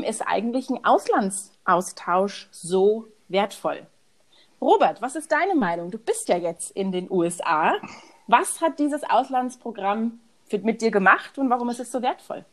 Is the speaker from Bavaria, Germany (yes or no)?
yes; Munich, Bavaria, Germany; also born or lived in Houston, Texas; ich bin aus München